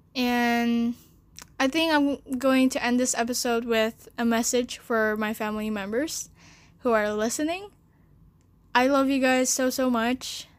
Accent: Jakarta, Indonesia; also born or lived in China; I was born in China and I stayed there for four years. Then my parents brought me to Jakarta

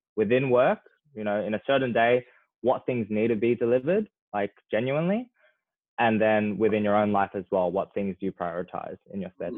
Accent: Australia; as Australian young people

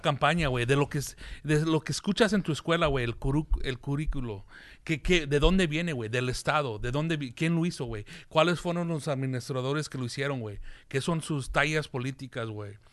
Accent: United States; Aquí, aquí, aquí nací, güey. Aquí crecí

